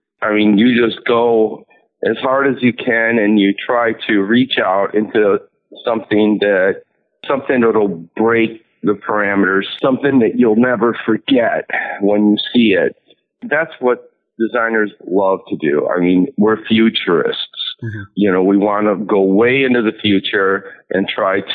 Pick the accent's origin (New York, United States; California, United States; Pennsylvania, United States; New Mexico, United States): New York, United States; New York City; also born or lived in Manhattan; I used to live in New York City when I was growing up. I grew up in Queens